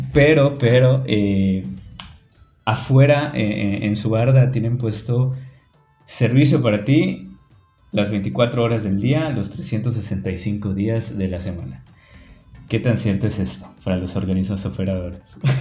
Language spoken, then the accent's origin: Spanish; Yucatán, Mexico; accent: Yucatecan; nuestro hermoso acento yucateco